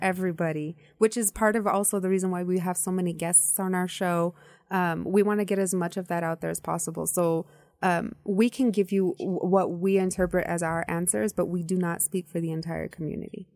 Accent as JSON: {"language": "English", "country": "United States", "tie": "born or raised there", "said": "I grew up in the United States."}